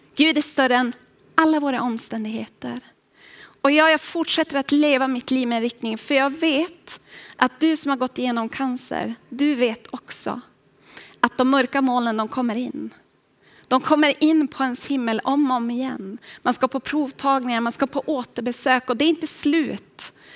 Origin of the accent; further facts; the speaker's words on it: Boden, Norrbotten County, Sweden; Jag kommer ända upp ifrån Boden, från Norrbotten